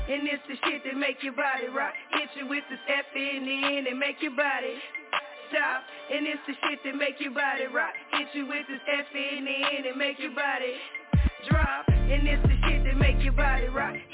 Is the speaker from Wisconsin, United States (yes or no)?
no; St. Louis, Missouri, United States; now in Little Rock, United States; I'm originally from St. Louis, Missouri, and everybody that knows for the most part, y'all know I'm in Little Rock, Arkansas right now